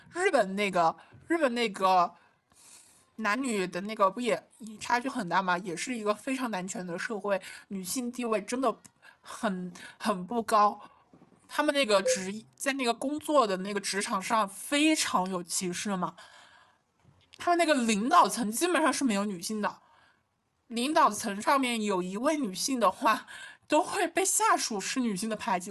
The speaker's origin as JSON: {"language": "Chinese", "country": "China", "tie": "born or raised there", "said": "幸亏我出生在了中国，相对开放，能接受这么多多样性的国家"}